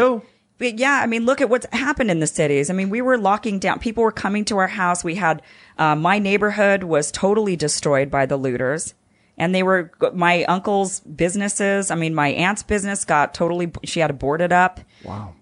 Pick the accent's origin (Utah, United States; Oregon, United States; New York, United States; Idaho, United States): Idaho, United States; now in Los Angeles, United States; I'm from Idaho